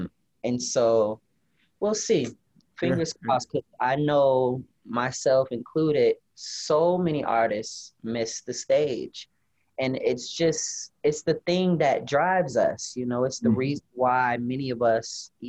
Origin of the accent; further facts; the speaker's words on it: Rockford, Illinois, United States; My hometown.